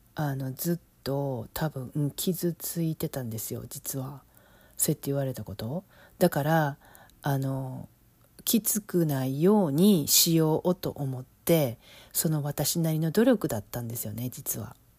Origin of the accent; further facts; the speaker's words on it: Osaka, Japan; accent: Osaka dialect (Kansai-ben); moved away as an adult; now in Los Angeles, United States; 今は関西弁私大阪出身やから大阪弁で喋って喋るようにするんですけど